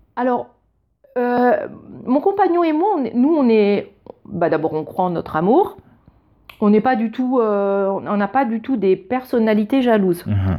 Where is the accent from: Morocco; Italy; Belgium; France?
France; moved away as an adult; now in Germany; je suis française